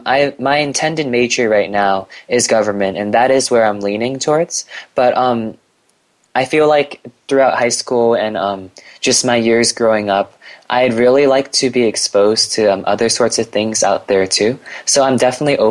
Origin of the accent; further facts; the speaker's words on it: California, United States; I'm like a Californian native. I never really lived anywhere else